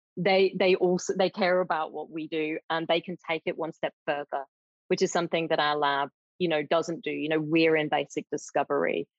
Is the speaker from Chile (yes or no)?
no; United Kingdom; moved away as an adult; now in Australia; I'm British originally